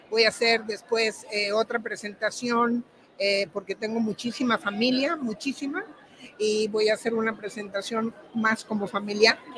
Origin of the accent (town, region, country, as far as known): Mexico; moved away as an adult; now in England, United Kingdom